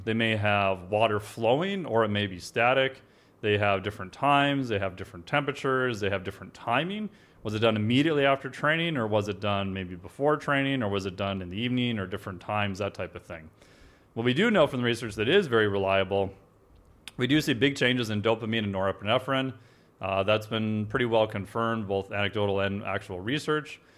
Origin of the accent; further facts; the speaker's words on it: Minnesota, United States; I'm from Minnesota